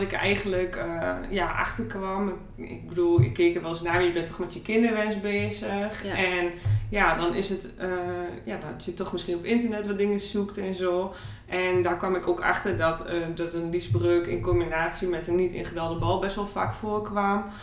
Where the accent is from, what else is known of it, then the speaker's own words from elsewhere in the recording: Borne, Overijssel, Netherlands; ik kom uit Borne.